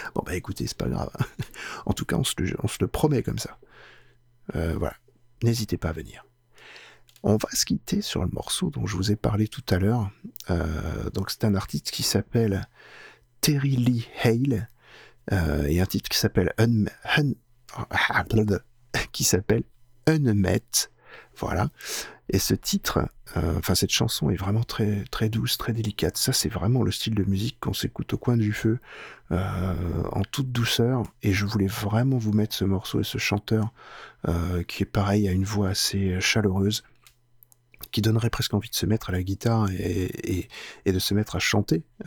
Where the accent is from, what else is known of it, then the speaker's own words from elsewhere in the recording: France; chez nous en France